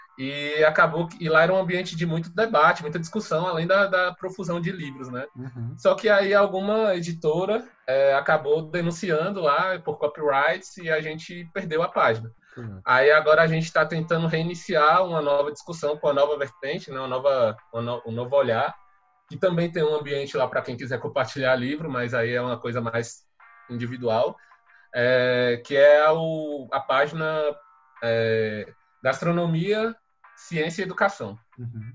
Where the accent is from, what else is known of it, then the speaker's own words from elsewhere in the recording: Mara Rosa, Goiás, Brazil; moved away; also born or lived in Brasília; esse povoado é na cidade de Mara Rosa, Goiás, no norte de Goiás, perto da, da cidade de Uruaçu, que é a cidade mais conhecida daquele local. É, eu nasci lá, cresci no